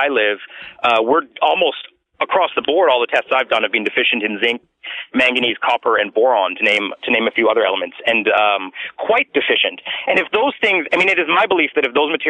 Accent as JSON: {"language": "English", "town": "Vancouver", "region": "British Columbia", "country": "Canada", "lives_now": "Quadra Island, Canada", "said": "I'm from Vancouver."}